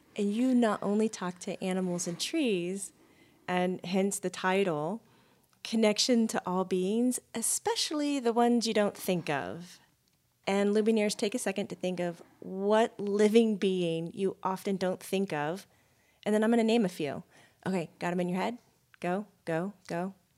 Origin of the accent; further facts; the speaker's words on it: Florida, United States; growing up in Florida